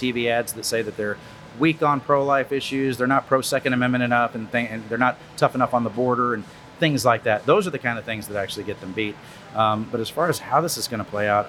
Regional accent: Wharton County, Texas, United States; I grew up in Wharton County, Texas. I went to the Louise ISD when I was a kid

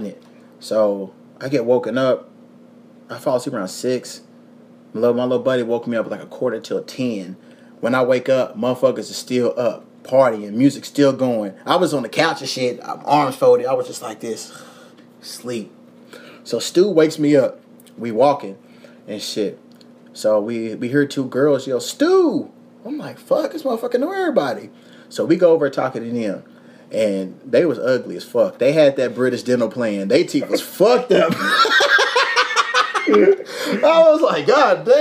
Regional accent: Louisville, Kentucky, United States; now in Los Angeles, United States; I'm from Louisville. I'm from Kentucky

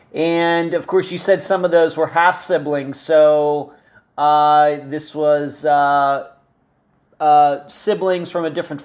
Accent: Leechburg, Pennsylvania, United States; this just shows how close Arnold, that whole entire area, is to where I grew up in Leechburg.

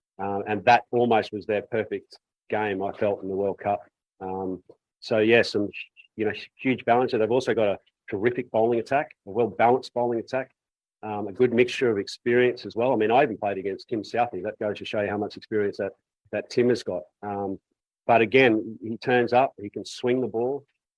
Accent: Australia

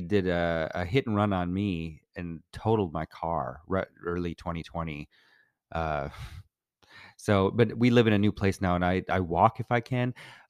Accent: Minnesota, United States; now in Los Angeles, United States; I'm from Minnesota.

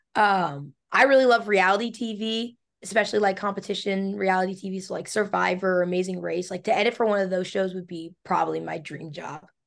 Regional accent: Pennsylvania, United States; I'm from Pennsylvania, which is it's big for field hockey

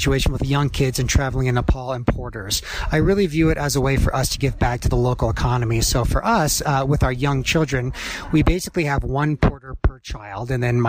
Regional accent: Midwest, United States; And then where I grew up in the Midwest, you know, my outdoor adventure was kind of the KOA campground.

